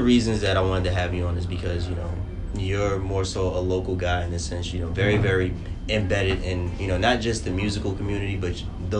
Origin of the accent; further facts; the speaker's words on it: New York City, New York, United States; now in Brooklyn, United States; I grew up in the Bronx and up until about 2 years ago, I moved out to Brooklyn.